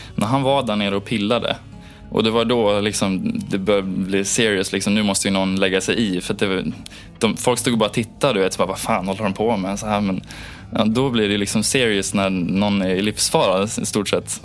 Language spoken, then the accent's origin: Swedish; Gothenburg, Västra Götaland, Sweden; also born or lived in Onsala, Kungsbacka; Jag kommer från Göteborg ursprungligen